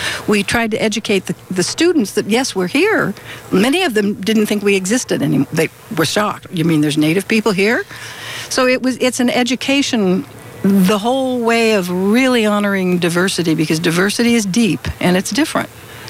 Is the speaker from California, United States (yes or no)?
yes; Southern California, United States; I was born here in Southern California, and my grandfather lived here, and we went a long way to get from South Dakota all the way through Idaho, then in Oregon, then all the way down here during the Depression.